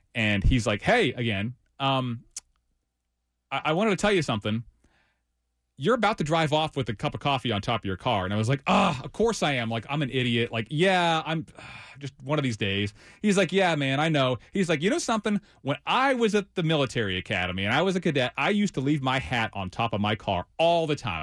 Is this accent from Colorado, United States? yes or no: no; Ohio, United States; also born or lived in West Virginia / Charlotte, North Carolina / Greensboro, North Carolina; now in North Carolina, United States; I'm originally from Ohio, lived in West Virginia for a little while, and, and made my way down here